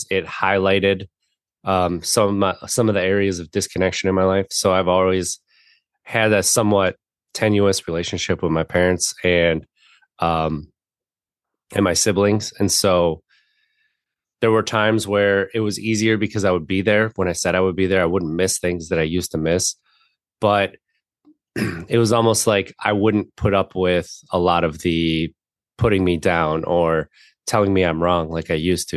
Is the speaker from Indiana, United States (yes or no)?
no; Wisconsin, United States; I grew up in Wisconsin